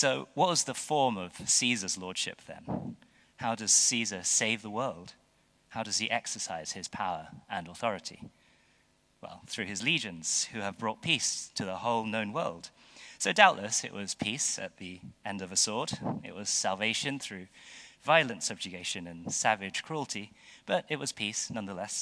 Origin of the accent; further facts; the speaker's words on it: United Kingdom; as British people